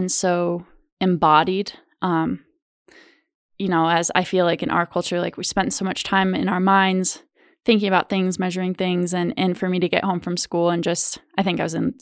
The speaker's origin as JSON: {"language": "English", "region": "Wyoming", "country": "United States", "tie": "born or raised there", "said": "I grew up in Wyoming"}